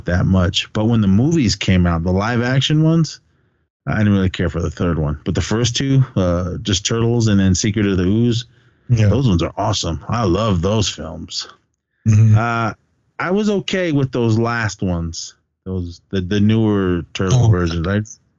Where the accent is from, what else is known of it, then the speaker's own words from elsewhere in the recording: Oakland, California, United States; We grew up in Oakland